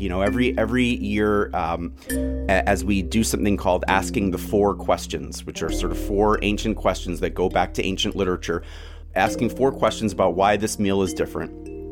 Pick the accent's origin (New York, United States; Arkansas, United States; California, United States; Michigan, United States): New York, United States; New York City; moved away as an adult; now in Boston, United States; I still feel like I'm in exile from New York City.